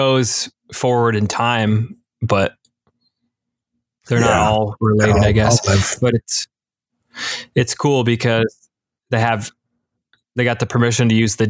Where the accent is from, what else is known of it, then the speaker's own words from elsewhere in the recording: Michigan, United States; I'm from Michigan.